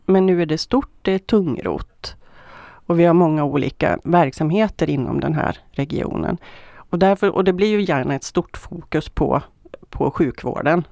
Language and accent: Swedish; Sollefteå, Västernorrland County, Sweden; now in Västra Götaland, Sweden; Jag kommer från Sollefteå från början.